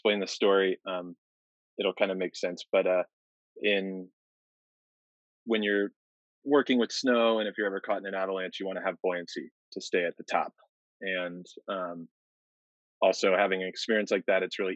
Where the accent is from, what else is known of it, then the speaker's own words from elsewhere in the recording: Arizona, United States; I'm originally from Arizona